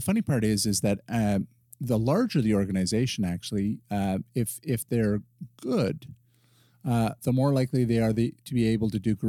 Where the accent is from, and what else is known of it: Canada